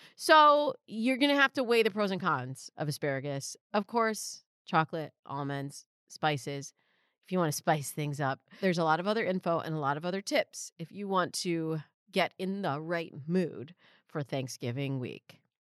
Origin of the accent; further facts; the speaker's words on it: Michigan, United States; now in California, United States; you're not a real Californian, which I'm not, I'm from Michigan